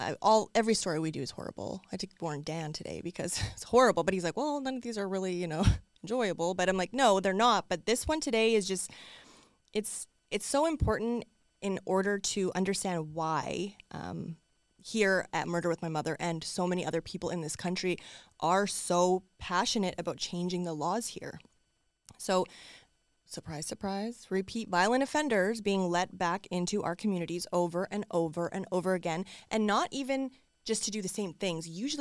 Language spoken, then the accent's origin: English; Canada; as a daughter, as like a Canadian especially, this one, like I was astonished the fact that I hadn't heard about this case.